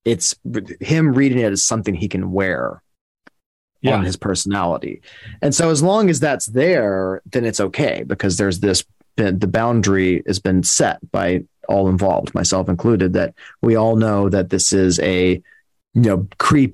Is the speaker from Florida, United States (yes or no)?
no; Birmingham, Alabama, United States; I grew up in Birmingham, Alabama, but I spent every summer, all summer with my cousin and his family in the middle of the country, Louisiana.